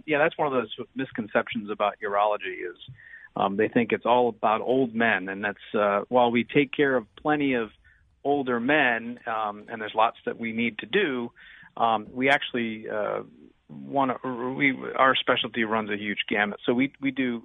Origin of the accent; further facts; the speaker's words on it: Munster, Indiana, United States; also born or lived in Gary, Indiana / New York City / Maywood, Illinois; I was actually born in Gary, was raised in Munster, Indiana, so I'm kind of a what we call a region rat.